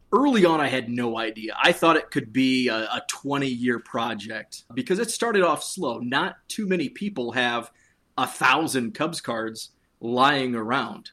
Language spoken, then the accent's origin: English; Western Illinois, United States; I grew up near the Quad Cities